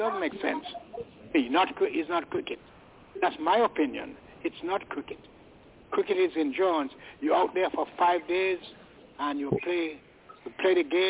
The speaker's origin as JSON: {"language": "English", "country": "United Kingdom", "said": "I'm British."}